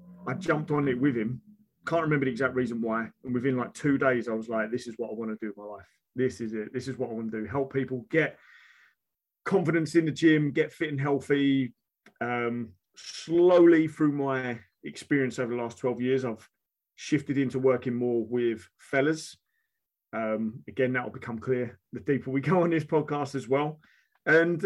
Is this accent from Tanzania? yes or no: no; United Kingdom; also born or lived in London / Essex; I was born London, moved out into Essex, and I've always been back and forward between London and Essex, which is why the accent is really strong